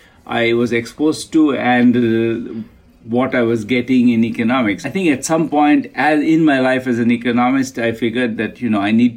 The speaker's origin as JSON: {"language": "English", "town": "Kolkata", "region": "West Bengal", "country": "India", "tie": "born or raised there", "said": "You know, I grew up in Kolkata, really, really, really at the edge of a slum."}